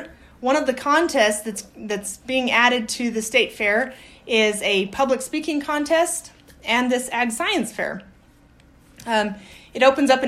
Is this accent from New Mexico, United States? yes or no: yes; Aztec, New Mexico, United States; moved away as an adult; also born or lived in Colorado / Sulphur Springs, Texas; now in Las Cruces, United States; I grew up in Colorado and upstate New Mexico. I'm from Aztec